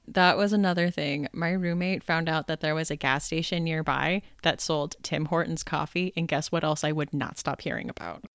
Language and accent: English; United States; now in Pittsburgh, United States; I am actually American. I live in Pittsburgh, so not Canadian